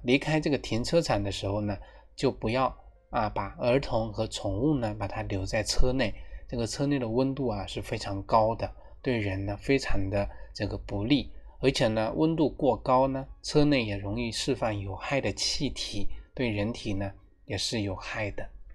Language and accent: Chinese; China; 我们中国人几千年来的一个祖传秘方